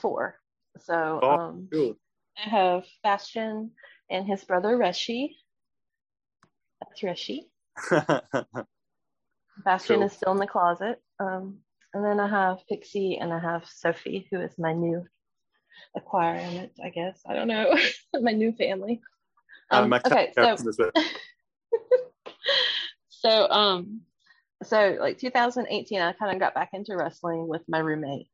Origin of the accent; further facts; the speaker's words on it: Central North Carolina, United States; I am from Central North Carolina in the south of the US